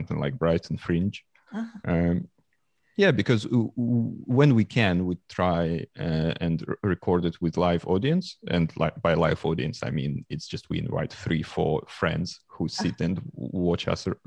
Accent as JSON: {"language": "English", "region": "Moscow Oblast", "country": "Russia", "tie": "born or raised there", "second_language": "English", "moved": "yes", "lives_now": "London, United Kingdom", "said": "I was born in Moscow and I spent all my youth like near Moscow. It was a small town, 50 kilometers from Moscow"}